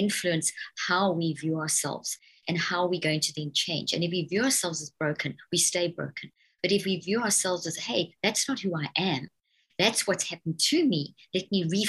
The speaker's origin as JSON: {"language": "English", "country": "South Africa", "tie": "born or raised there", "also_born_or_lived": "Zimbabwe", "lives_now": "United States", "said": "I was born in Zimbabwe in Africa and then grew up in South Africa. And then I have British parents, and I've been in the States for 13 years, actually."}